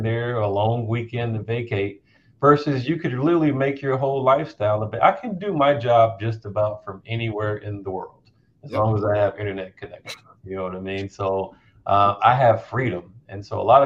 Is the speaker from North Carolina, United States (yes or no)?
yes; North Carolina, United States; I grew up in North Carolina.